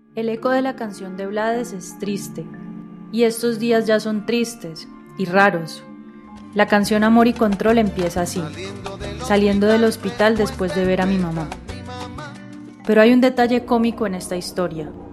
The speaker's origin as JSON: {"language": "Spanish", "town": "Cali", "region": "Valle del Cauca", "country": "Colombia", "also_born_or_lived": "Bogotá", "moved": "as an adult", "said": "En febrero del 2017 me fui de Bogotá y volví a mi ciudad, a Cali"}